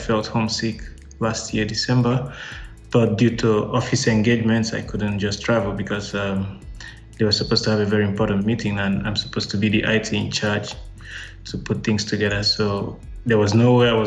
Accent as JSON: {"language": "English", "country": "Nigeria", "moved": "as an adult", "lives_now": "Dubai, United Arab Emirates", "said": "I'm from Nigeria"}